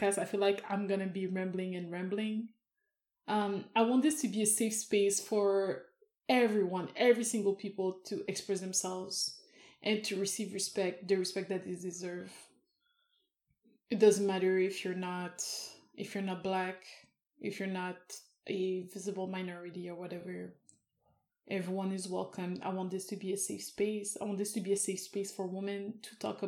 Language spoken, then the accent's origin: English; Canada; I am Canadian